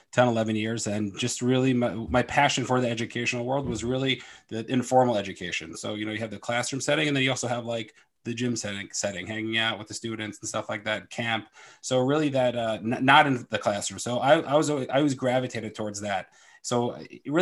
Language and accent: English; Philadelphia, Pennsylvania, United States; I'm from Philadelphia and I am a performance coach.